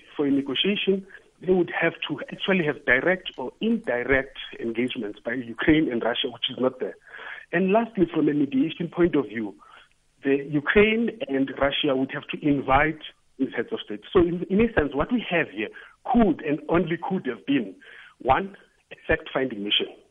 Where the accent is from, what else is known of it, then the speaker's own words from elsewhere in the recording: South Africa; being a South African